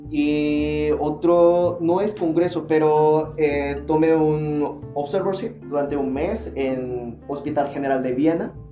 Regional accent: Seoul, South Korea; now in Monterrey, Mexico; De Corea del Sur, eh, soy, eh, bueno, en, la capital de Seúl

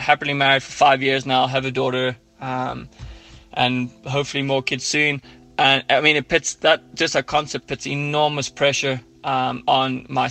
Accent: Ireland; accent: Irish; now in Johannesburg, South Africa; my Irish accent

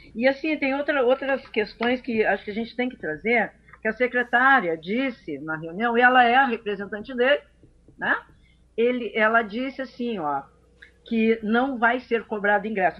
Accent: Santa Catarina, Brazil; now in Porto Alegre, Brazil; eu vim morar aqui, eu sou catarinense

